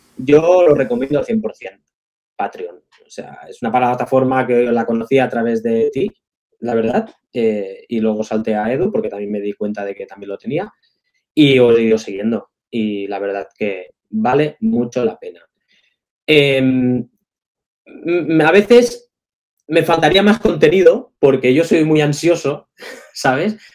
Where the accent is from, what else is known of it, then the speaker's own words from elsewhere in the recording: Palafrugell, Catalonia, Spain; Mis inicios en, mi pueblo, en Palafrugell, había un club que era el Desenfocats